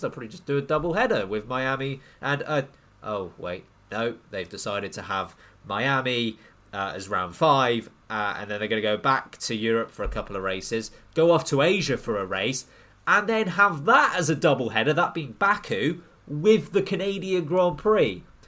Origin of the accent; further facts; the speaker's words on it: United Kingdom; we're we're British